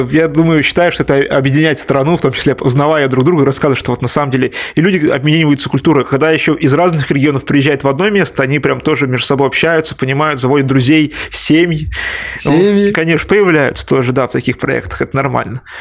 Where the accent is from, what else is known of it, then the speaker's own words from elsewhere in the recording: Tatarstan, Russia; Ну, я так шучу, потому что я сам из Татарстана.